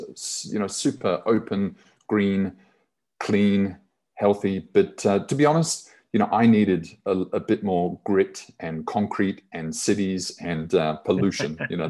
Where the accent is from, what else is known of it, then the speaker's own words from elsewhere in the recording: New Zealand; moved away as an adult; also born or lived in United Kingdom / Australia / Central America; now in Philippines; I was born in the UK, but then raised in New Zealand. And then from about 18, I was kind of on my own and went to Australia and Central America and the UK, and now I'm based in the Philippines.